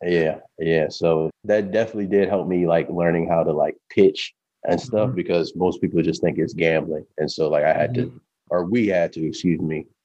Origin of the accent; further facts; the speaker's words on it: Baltimore, Maryland, United States; I'm originally from Baltimore, Maryland, born and bred.